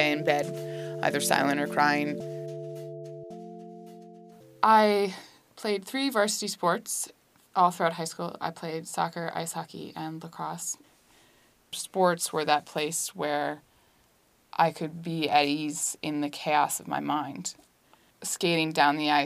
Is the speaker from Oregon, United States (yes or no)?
no; Norwich, Vermont, United States; moved away; I'm from Norwich, Vermont